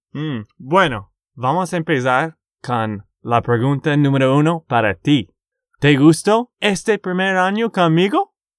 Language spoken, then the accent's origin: Spanish; Texas, United States; de Texas, Estados Unidos